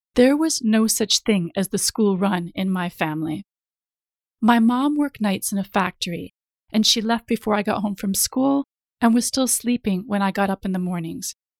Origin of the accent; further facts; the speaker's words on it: United States; moved away as an adult; now in London, United Kingdom; I grew up in the States, I have lived over half of my life in the U K now